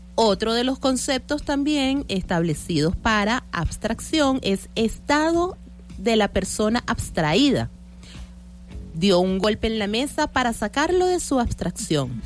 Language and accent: Spanish; Venezuela